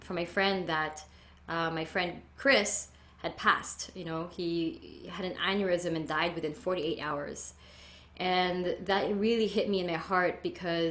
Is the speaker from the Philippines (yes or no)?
yes; Philippines; now in California, United States; I was essentially born and raised in the Philippines in a conservative Catholic